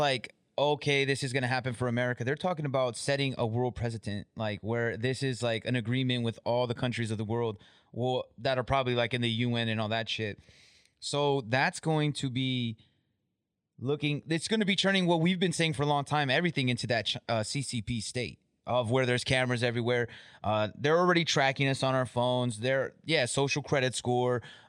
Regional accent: United States; me as an American

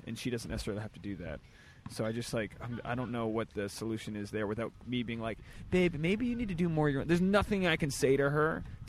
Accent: New England, United States; moved away; I'm from New England.

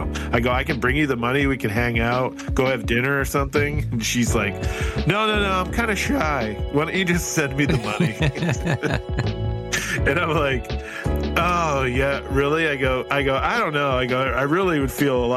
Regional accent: Detroit, Michigan, United States; I'm from Detroit

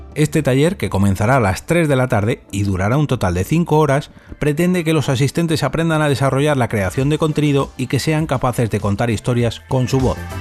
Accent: Madrid, Community of Madrid, Spain; soy de Madrid

